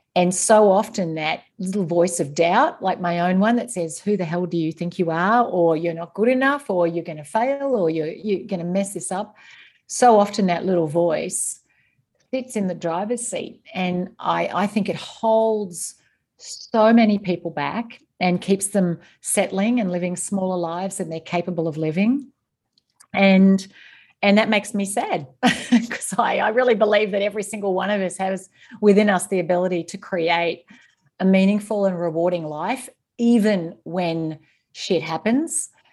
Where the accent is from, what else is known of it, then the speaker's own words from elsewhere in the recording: East Gippsland, Victoria, Australia; moved away as an adult; also born or lived in Singapore; now in Northern Virginia, United States; I grew up on a small dairy farm in East Gippsland in rural Victoria